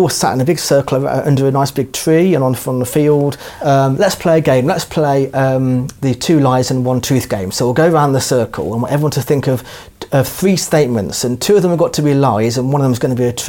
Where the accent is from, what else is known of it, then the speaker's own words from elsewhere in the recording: New Zealand; born there; I've got seven sisters, I was born in New Zealand, I'm getting married on Saturday.